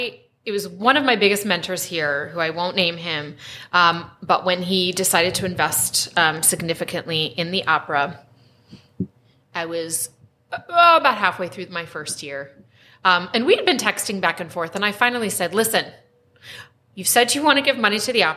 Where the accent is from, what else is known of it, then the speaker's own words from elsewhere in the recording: East Coast, United States; moved away as an adult; now in Spokane, United States; I'm actually from the East Coast. And I forget, and we have been here for 14 years, and it's home.